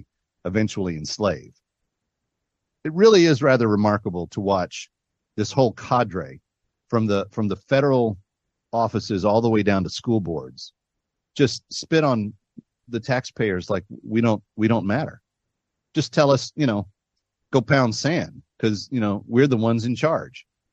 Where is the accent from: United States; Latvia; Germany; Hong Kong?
United States; Fort Worth, Texas; I grew up in the Fort Worth area.